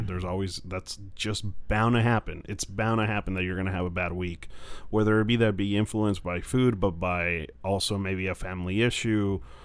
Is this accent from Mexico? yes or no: yes; Mexico; now in United States; I'm from Mexico, grew up there, and now I live in the U.S.